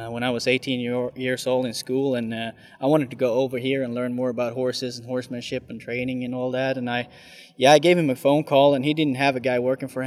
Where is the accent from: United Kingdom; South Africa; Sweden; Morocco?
Sweden; now in United States; My home country is Sweden, actually.